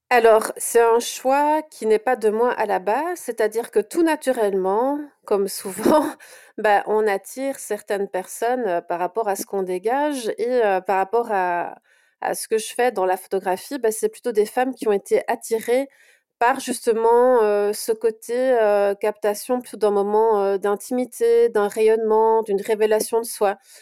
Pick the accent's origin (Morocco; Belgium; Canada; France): Belgium; Brussels, Brussels-Capital Region; je suis de Bruxelles